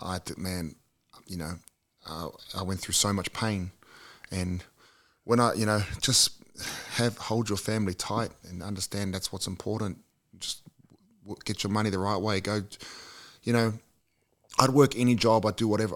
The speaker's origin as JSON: {"language": "English", "country": "New Zealand", "tie": "born or raised there", "also_born_or_lived": "Australia"}